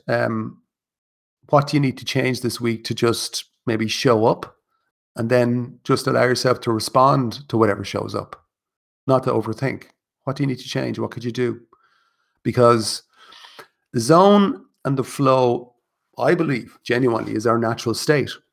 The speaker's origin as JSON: {"language": "English", "town": "Kilkenny", "region": "Leinster", "country": "Ireland", "moved": "yes", "said": "I'm originally from Kilkenny"}